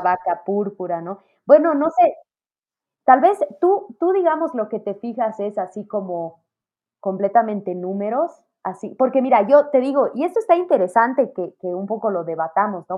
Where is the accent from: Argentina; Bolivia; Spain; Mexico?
Bolivia; como latinos y pienso que como bolivianos, muchas familias hemos experimentado en algunos momentos falta de dinero